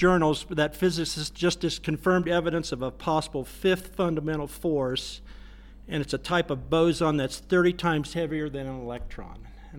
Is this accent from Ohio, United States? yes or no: yes; Radnor, Ohio, United States; I'm from Radnor, Ohio